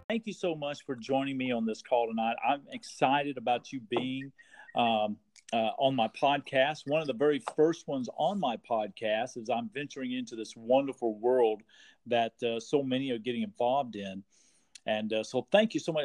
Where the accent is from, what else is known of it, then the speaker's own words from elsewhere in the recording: Texas, United States; moved away; I'm originally from Texas too. So okay. I'm, a, I'm a Texas boy